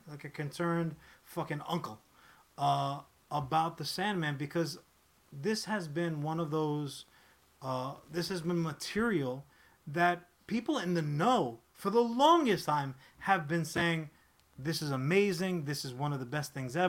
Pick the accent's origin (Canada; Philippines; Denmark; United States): United States; I'm an American